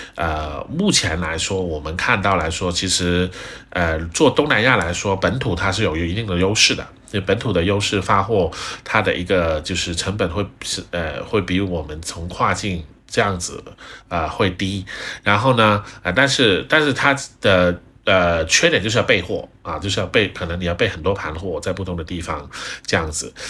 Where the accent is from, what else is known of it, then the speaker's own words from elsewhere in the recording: China; 我们中国人是很厉害的，我们中国人很勤劳。